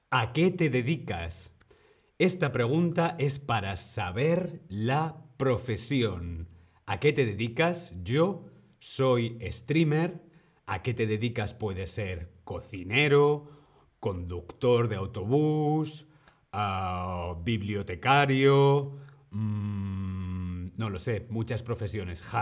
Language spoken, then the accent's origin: Spanish; Madrid, Community of Madrid, Spain; soy de Madrid, España